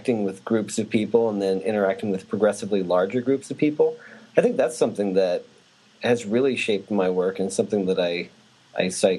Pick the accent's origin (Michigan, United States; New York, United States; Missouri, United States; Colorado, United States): Colorado, United States; Hotchkiss; I was born and raised in a town called Hotchkiss in Colorado